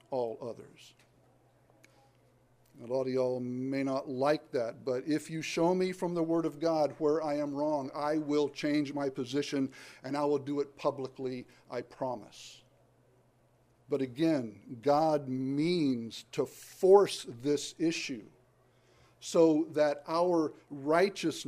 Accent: the South, United States; I'm from the South. I don't claim it, but I'm from it

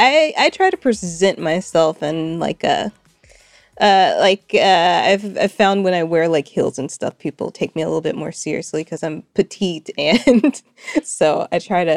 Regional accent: Fayetteville, Arkansas, United States; also born or lived in Little Rock; now in Los Angeles, United States; I say I'm from Fayetteville, first of all, but I actually moved around a lot as a kid. So I was actually born in Little Rock, Arkansas

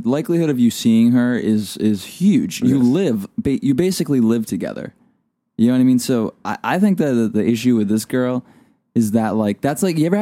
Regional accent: Melrose, Massachusetts, United States; I'm from Melrose

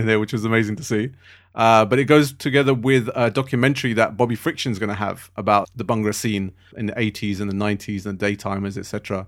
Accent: London, United Kingdom; also born or lived in Harrow; I was, uh, born and raised in Southall.

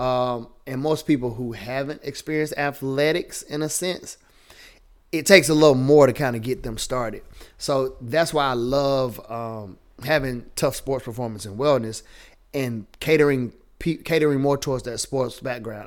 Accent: the South, United States; accent: Southern; Born and raised in the South

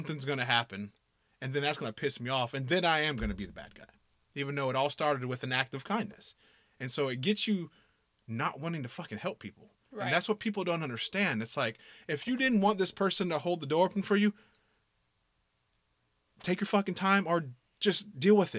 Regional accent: the South, United States; I'm from the South

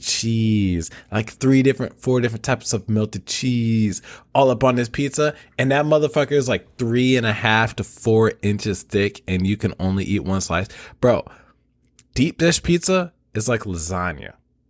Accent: Illinois, United States; moved away; I'm from Illinois originally

